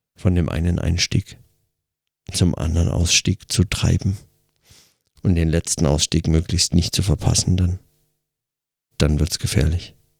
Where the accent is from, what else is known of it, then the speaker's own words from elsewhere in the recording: Germany; now in Switzerland; als Deutscher